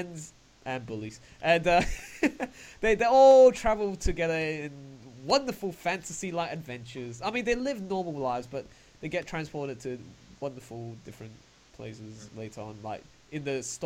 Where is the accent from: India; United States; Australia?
Australia; I'm from Australia